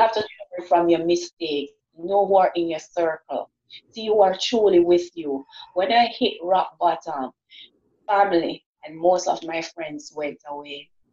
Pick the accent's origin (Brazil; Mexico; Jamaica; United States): Jamaica; I'm from Jamaica